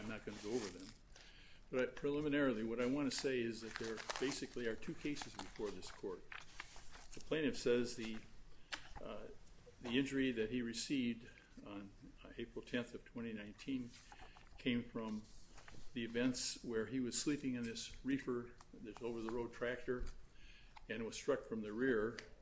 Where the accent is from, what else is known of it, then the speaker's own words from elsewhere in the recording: Streator, Illinois, United States; my hometown of Streeter